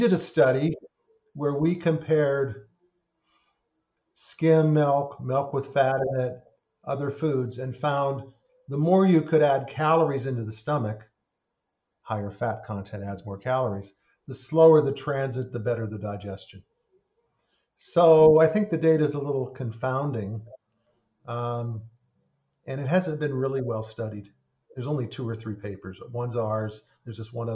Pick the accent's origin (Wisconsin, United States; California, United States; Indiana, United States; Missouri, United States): California, United States; I grew up in California